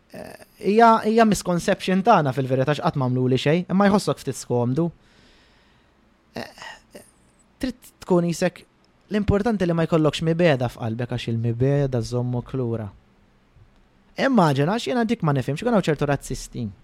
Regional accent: Malta; jiena Malti pur ġifieri ngħidu hekk. Jekk hawn ifimni pur mhux bħala dana, jien Malti u nanna Maltijan, bużnannit Maltin, kollox Malti.

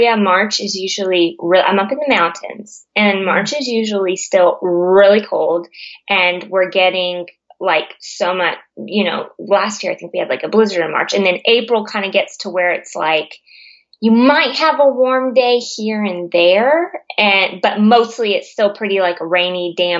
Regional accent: California, United States; now in Virginia, United States; I grew up in California, so this Virginia business is not like winter here is not working for me

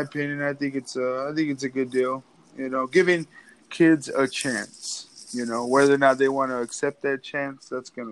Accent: Pecos, Texas, United States; moved away; back at home, I'm from West Texas, from Pecos, Texas.

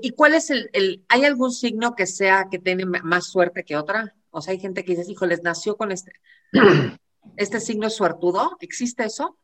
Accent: Buenos Aires, Argentina; yo nací a las diez y cuarto de la noche de Buenos Aires el 28 de enero

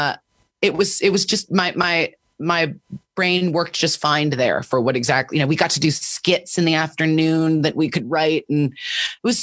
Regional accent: Washington, District of Columbia, United States; I grew up in Washington, D.C.

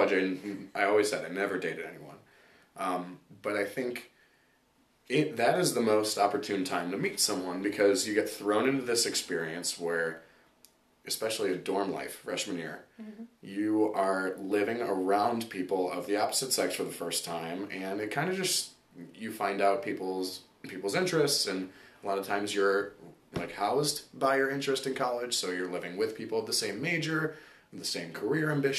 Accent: Solon, Ohio, United States; I'm from Solon, Ohio, same high school

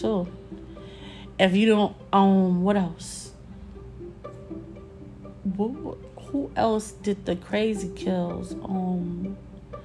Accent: New York City, New York, United States; If I live in New York City, I grew up in New York City.

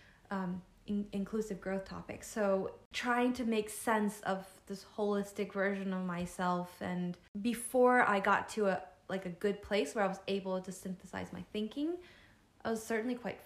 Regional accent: United States; As Asian American, Chinese American

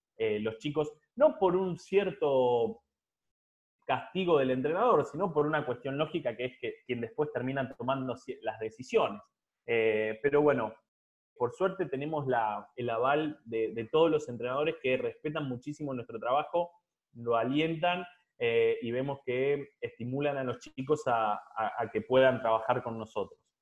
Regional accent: Santa Fe, Argentina; me recibí en la Universidad Católica de Santa Fe, de, ciudad de donde soy

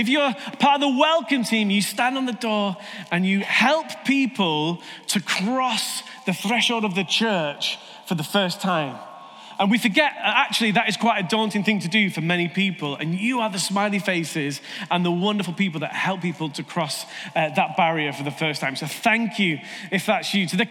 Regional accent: United Kingdom; we're British

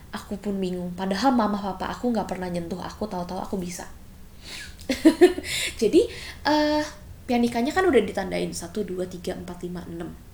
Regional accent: Sentul, Bogor Regency, West Java, Indonesia; also born or lived in Jakarta / Philippines (mother's origin); aku dulu masih tinggal di Jakarta sebelum aku pindah ke Sentul ke Kabupaten Bogor

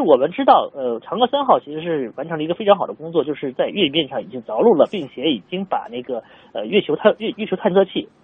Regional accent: China; 我们中国人

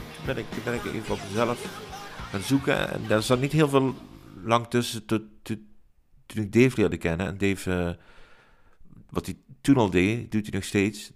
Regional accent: Maastricht, Limburg, Netherlands; Geboren en getogen in Maastricht, in, in de binnenstad

